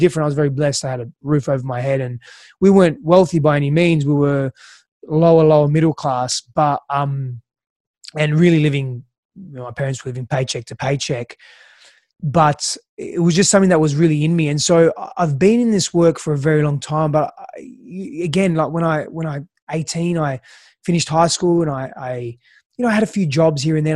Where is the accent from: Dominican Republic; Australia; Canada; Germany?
Australia; also born or lived in Greece; I was born in Australia, but then lived in Greece for the first few years of my life. Uh, my father's Greek, mother's Italian. And, and spent, um, you know, came back to Australia when, when I was about, I think, five, five and a bit